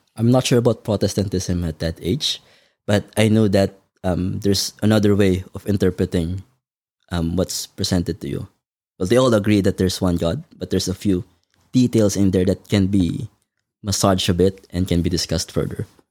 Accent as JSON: {"language": "English", "town": "Manila", "region": "Metro Manila", "country": "Philippines", "tie": "born or raised there", "moved": "yes", "lives_now": "Melbourne, Australia", "said": "I was born in the Philippines, um, in Manila, to a family of five, including me"}